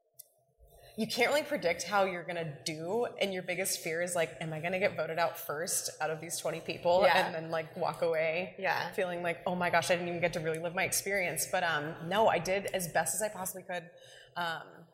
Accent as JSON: {"language": "English", "town": "Carlsbad", "region": "California", "country": "United States", "tie": "born or raised there", "also_born_or_lived": "San Diego, California", "said": "I grew up in Carlsbad"}